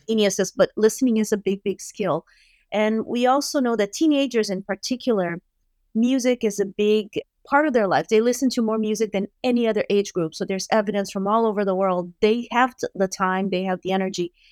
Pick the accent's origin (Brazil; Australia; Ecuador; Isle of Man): Brazil; moved away; I grew up in Brazil